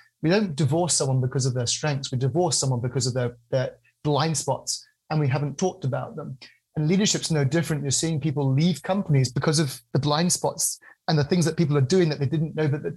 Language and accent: English; United Kingdom; I'm a British guy